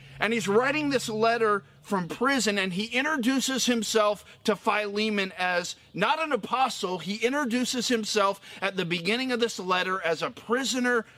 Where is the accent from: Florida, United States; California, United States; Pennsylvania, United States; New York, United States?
Florida, United States; I grew up in Florida